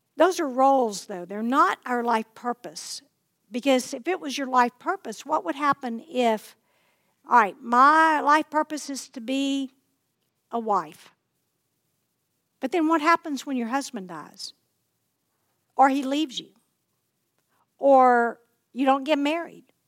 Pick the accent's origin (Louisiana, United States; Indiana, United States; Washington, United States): Louisiana, United States; Plain Dealing; in Lake Plain Dealing, which is my hometown